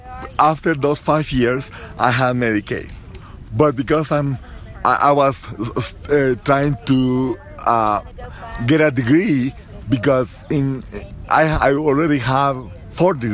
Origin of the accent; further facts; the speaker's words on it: Guatemala; now in United States; I'm an immigrant. I came from Central America, and I acquired my green card